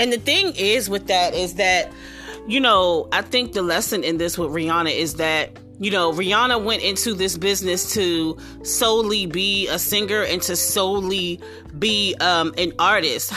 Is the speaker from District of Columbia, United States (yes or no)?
yes; Washington, District of Columbia, United States; my hometown.